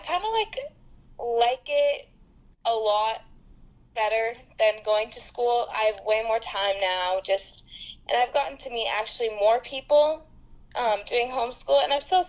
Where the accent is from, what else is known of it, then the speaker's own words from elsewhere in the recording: Thousand Oaks, California, United States; Born and raised in Thousand Oaks, California